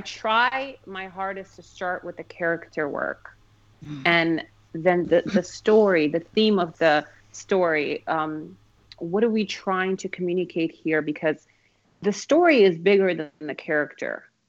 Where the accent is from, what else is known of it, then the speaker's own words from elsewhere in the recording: Phoenix, Arizona, United States; also born or lived in Kabul, Afghanistan / Moscow, Russia; Total Arizona girl as well. Yeah. yeah, I moved to Phoenix when I was 10 years old